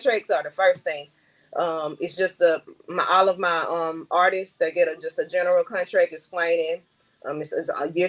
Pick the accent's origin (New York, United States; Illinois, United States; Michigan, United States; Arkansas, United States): Arkansas, United States; Camden; moved away as an adult; also born or lived in Little Rock, Arkansas; I am from Camden, Arkansas, aka Queen City.